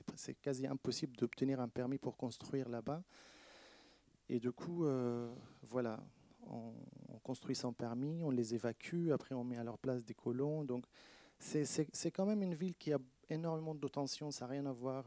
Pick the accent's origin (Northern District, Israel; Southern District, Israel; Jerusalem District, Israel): Northern District, Israel; Shefa-'Amr; moved away as an adult; also born or lived in Rome, Italy; now in France; Shfaramer, donc ma ville natale